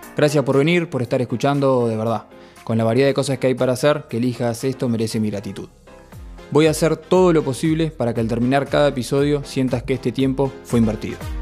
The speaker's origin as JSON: {"language": "Spanish", "region": "Montevideo", "country": "Uruguay", "tie": "born or raised there", "said": "Amo este país, amo haber nacido acá y amo vivir acá"}